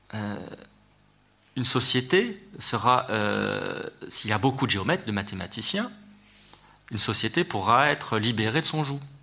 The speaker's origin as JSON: {"language": "French", "country": "France"}